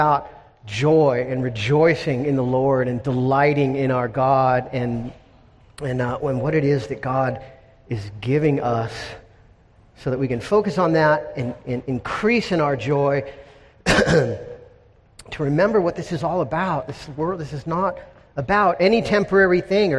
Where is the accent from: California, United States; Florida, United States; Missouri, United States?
California, United States; Encinitas; in Encinitas, my hometown